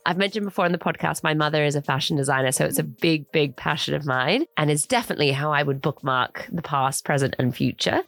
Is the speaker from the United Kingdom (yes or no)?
no; Australia; I grew up in Australia